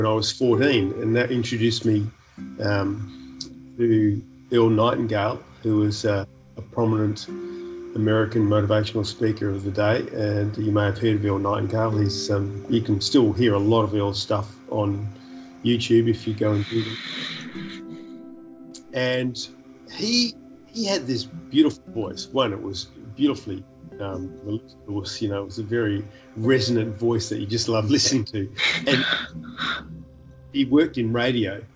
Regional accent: Perth, Western Australia, Australia; born or raised there; also born or lived in New Zealand

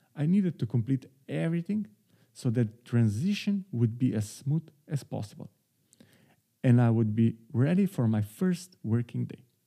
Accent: Slovenia; moved away as an adult; now in Amsterdam, Netherlands; my home country, Slovenia

